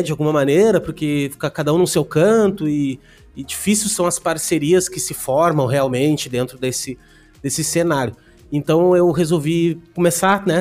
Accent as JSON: {"language": "Portuguese", "town": "Canoas", "region": "Rio Grande do Sul", "country": "Brazil", "tie": "born or raised there", "also_born_or_lived": "Porto Alegre", "moved": "as an adult", "lives_now": "Balneário Camboriú, Brazil", "said": "eu sou de Porto Alegre, Canoas ali, né? Morava em, morei em Canoas a minha vida inteira"}